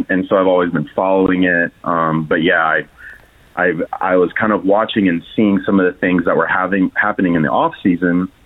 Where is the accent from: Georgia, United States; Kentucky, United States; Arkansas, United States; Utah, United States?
Kentucky, United States; moved away as an adult; now in Italy; I was born and raised in Kentucky